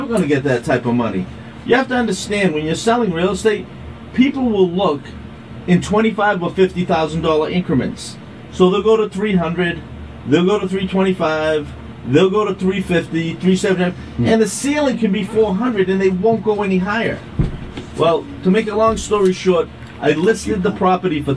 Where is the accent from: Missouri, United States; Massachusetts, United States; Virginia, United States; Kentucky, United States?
Massachusetts, United States; Quincy; also born or lived in Braintree, Massachusetts; I grew up in West Quincy.